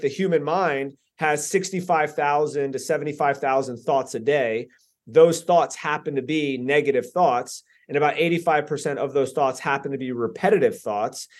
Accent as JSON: {"language": "English", "town": "Lantana", "region": "Florida", "country": "United States", "tie": "born or raised there", "also_born_or_lived": "Boynton Beach, Florida / Delray Beach, Florida", "said": "I grew up in Lantana, Lake Worth area"}